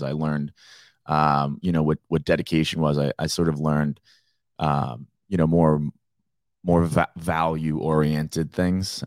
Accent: Naples, Florida, United States; growing up in Naples

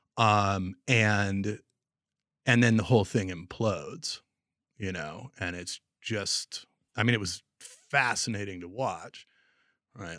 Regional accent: Portland, Oregon, United States; moved away as an adult; also born or lived in Montana / Kansas City; I grew up in Portland and was born in Montana

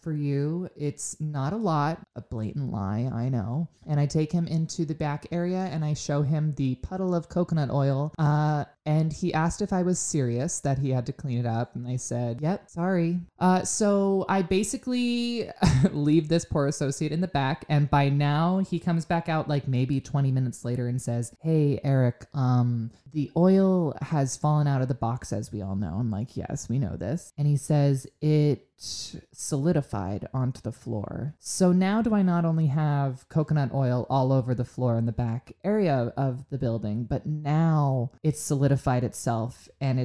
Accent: Pennsylvania, United States; I am from Pennsylvania

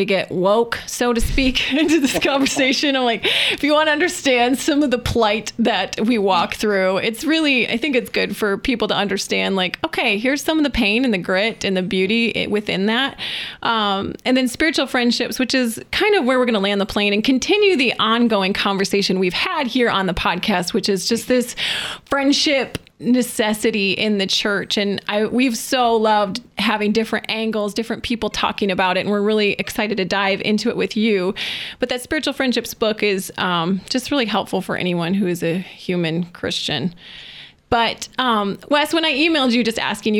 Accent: Michigan, United States; I'm from Michigan

